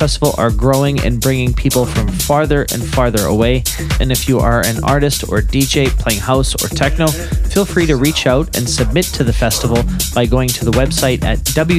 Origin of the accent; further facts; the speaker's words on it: Winnipeg, Manitoba, Canada; now in Toronto, Canada; although I am now living in Toronto, Canada, Winnipeg is my hometown